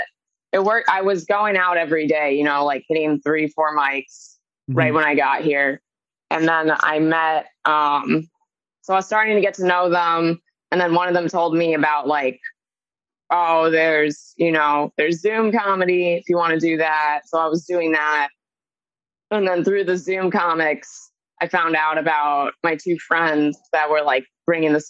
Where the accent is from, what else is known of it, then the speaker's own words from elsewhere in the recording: upstate New York, United States; also born or lived in Austin, Texas; now in New York City, United States; I am a New Yorker, though. Like, I'm from upstate, and I've always wanted to live in the city